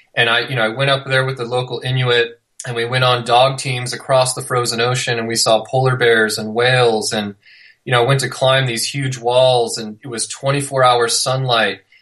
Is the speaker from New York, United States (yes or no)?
no; near Yosemite National Park, California, United States; also born or lived in Little Cottonwood Canyon, Utah; now in Utah, United States; I grew up near Yosemite National Park